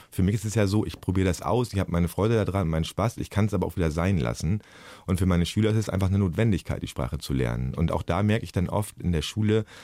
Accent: Germany; Ich bin Lehrer, ich bin aus Deutschland, habe ich da oft gesagt.

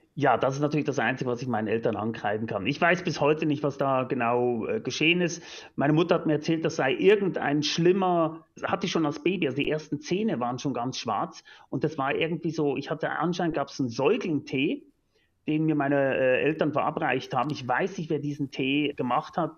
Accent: Lucerne, Switzerland; Ich bin, wie gesagt, in Luzern aufgewachsen

